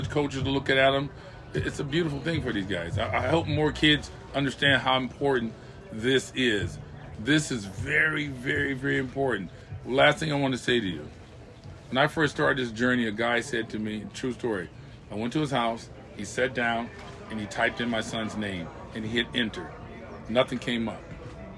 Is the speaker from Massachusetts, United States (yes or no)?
no; California, United States; I'm from California